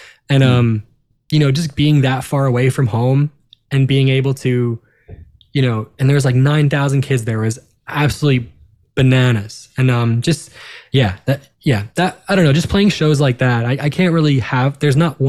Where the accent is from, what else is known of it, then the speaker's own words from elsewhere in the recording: Long Island, New York, United States; we're all from New York. We're all, you know, we're all Jews from Long Island